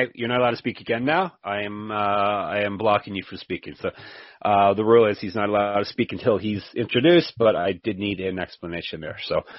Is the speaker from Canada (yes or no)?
yes; Canada; I guess I'm Canadian, but we just had a long weekend.